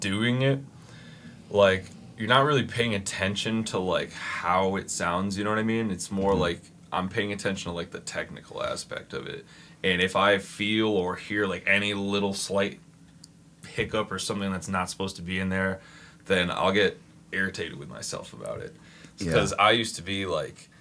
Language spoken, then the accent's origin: English; Westerly, Rhode Island, United States; moved away as an adult; now in Milford, Connecticut, United States; I actually was born and raised in Westerly, Rhode Island, this little town on the coast of Rhode Island, right on the Connecticut border. And I lived there for 20 years and moved to Connecticut, to Milford, Connecticut